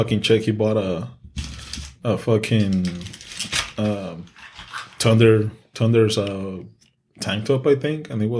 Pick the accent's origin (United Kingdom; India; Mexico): Mexico; English is a second language; moved away; I'm Mexican and English is my second language.